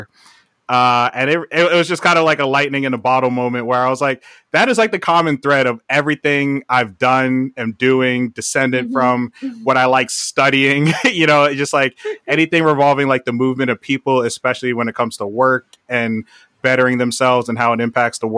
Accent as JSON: {"language": "English", "area": "Howard County", "region": "Maryland", "country": "United States", "tie": "born or raised there", "also_born_or_lived": "Flatbush, Brooklyn, New York", "moved": "as an adult", "said": "even though I was born there, I grew up in Howard County, Maryland"}